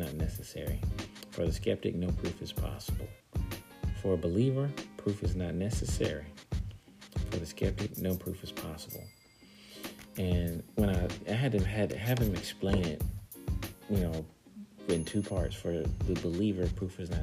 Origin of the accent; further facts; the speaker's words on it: United States; I'm African American